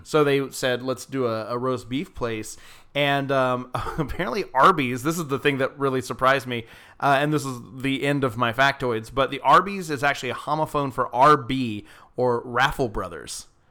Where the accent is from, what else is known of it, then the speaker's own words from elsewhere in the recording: Georgia, United States; my hometown in Georgia